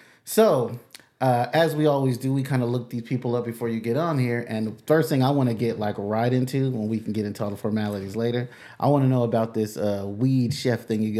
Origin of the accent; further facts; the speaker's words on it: San Diego, California, United States; also born or lived in Brooklyn, New York; I'm originally from San Diego. I wasn't born there. I was born in New York, but raised in San Diego. I'm a San Diegoan. San Diegoan.